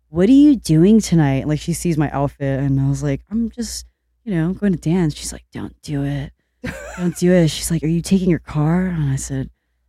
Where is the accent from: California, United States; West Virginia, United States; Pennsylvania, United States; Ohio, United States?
California, United States; Long Beach; I grew up in Long Beach.